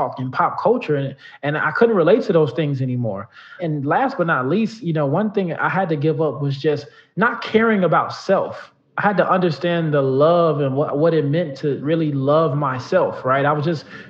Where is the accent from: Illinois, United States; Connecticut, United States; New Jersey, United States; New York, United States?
Illinois, United States; Chicago; I grew up in the south suburbs of Chicago